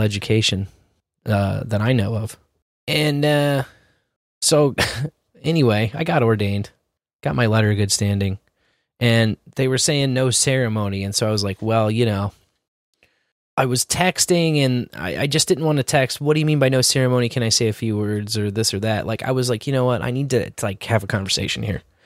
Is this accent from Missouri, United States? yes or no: yes; Kansas City, Missouri, United States; as a tribesman in Miccosay, growing up in Scouts, we had this honor camping program unique to this area called the Tribe of Miccosay